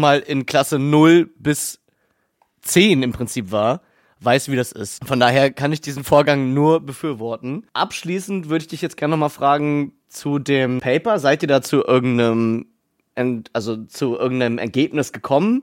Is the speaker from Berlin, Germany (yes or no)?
yes; Berlin, Germany; als Berliner